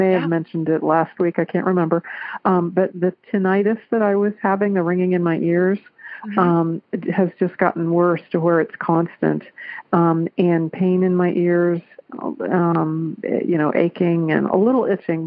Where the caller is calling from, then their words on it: Clarksville, Ohio, United States; I'm calling from Clarksville, Ohio